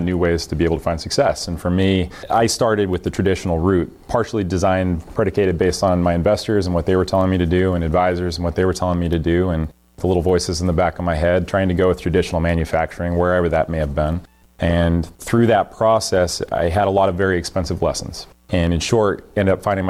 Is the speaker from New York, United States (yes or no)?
no; Wyoming, United States; moved away as an adult; now in Massachusetts, United States; my home state of Wyoming